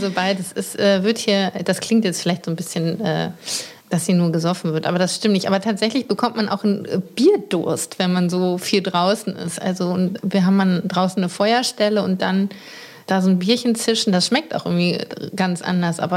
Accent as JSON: {"language": "German", "region": "Rhineland", "country": "Germany", "said": "Aber ich bin ja Rheinländerin."}